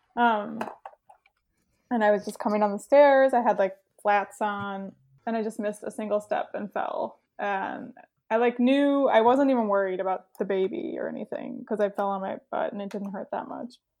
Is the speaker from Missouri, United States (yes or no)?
no; Saint Paul, Minnesota, United States; moved away; I grew up in Saint Paul